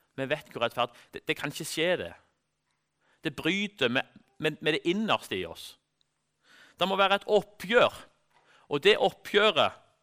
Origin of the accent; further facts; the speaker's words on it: Norway